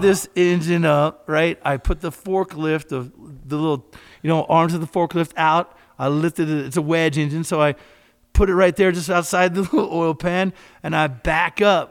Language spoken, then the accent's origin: English; Kentucky, United States; We had a, a little hangout in my little small town, and I grew up in Kentucky